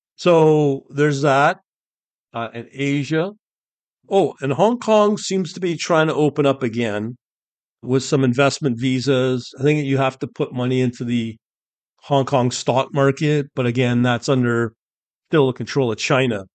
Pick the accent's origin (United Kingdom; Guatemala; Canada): United Kingdom; I'm born British